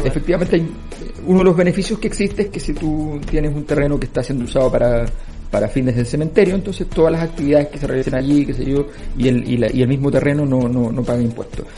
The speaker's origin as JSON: {"language": "Spanish", "country": "Chile", "said": "los chilenos decíamos"}